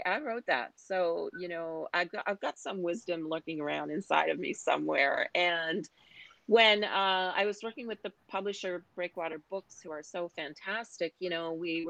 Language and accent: English; Newfoundland and Labrador, Canada; any of us who were from Newfoundland said we're from Newfoundland